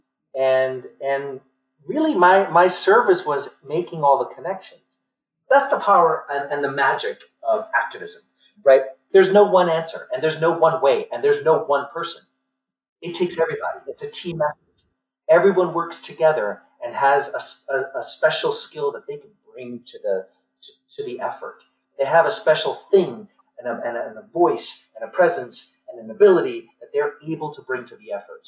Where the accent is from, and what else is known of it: New York City, New York, United States; born or raised there